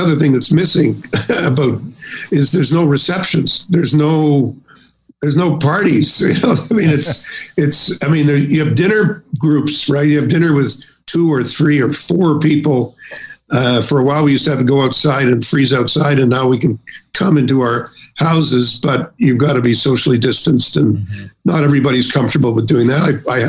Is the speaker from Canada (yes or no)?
yes; Canada; And I'm a Canadian, I'm listening to this, and I say, well, you know, what about us?